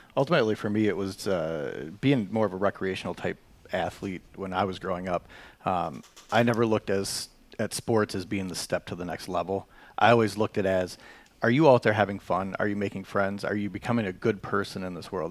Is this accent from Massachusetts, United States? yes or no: no; Chippewa Falls, Wisconsin, United States; I was born and raised in the Chippewa Valley here, uh, Chippewa Falls. I, I've called home my whole life.